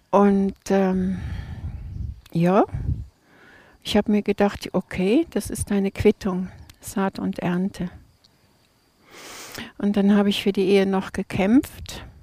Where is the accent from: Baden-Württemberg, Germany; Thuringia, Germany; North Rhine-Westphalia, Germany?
North Rhine-Westphalia, Germany; Krefeld; Äh, Krefeld.